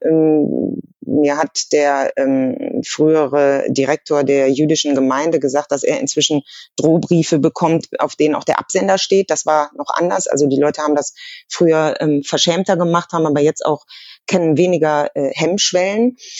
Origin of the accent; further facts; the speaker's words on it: Germany; als, als Deutsche